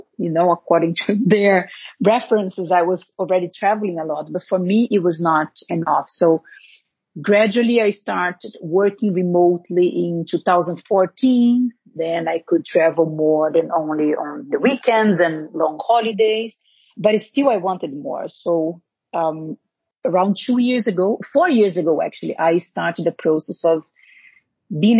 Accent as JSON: {"language": "English", "country": "Brazil", "tie": "born or raised there", "second_language": "English", "moved": "as an adult", "said": "I was born in Brazil. I lived in Brazil until I was 25, I think, 24."}